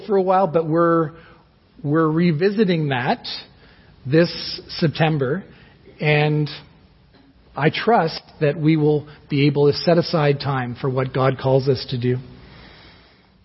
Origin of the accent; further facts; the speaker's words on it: Toronto, Ontario, Canada; moved away as an adult; now in Guelph, Canada; we're from Toronto, and we've been in Guelph for 9 years now